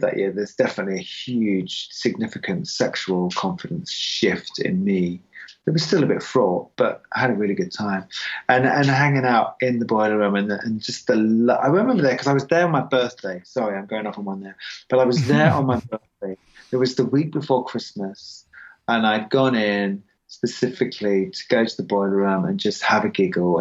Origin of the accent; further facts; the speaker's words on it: England, United Kingdom; moved away; I'm English